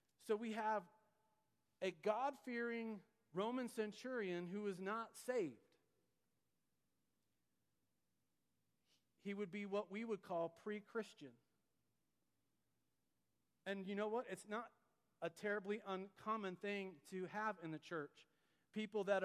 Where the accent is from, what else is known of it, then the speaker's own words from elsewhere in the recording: United States; we Americans